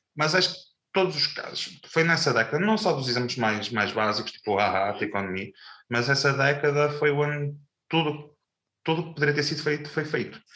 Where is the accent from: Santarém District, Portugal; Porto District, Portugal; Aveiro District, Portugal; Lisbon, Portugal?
Porto District, Portugal; Pedrouços; eu sou de Pedroso, Doce e vivemos na fronteira das duas freguesias.